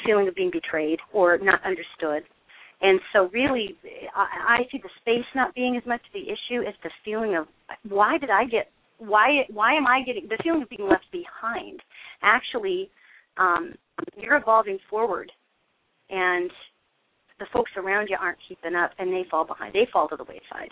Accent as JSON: {"language": "English", "region": "Montana", "country": "United States", "said": "I'm a northerner, okay? I'm originally from Montana."}